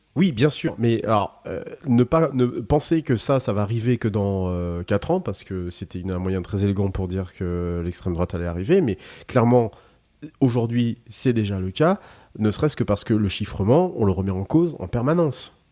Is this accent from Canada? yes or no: no; Brittany, France; chez nous en Bretagne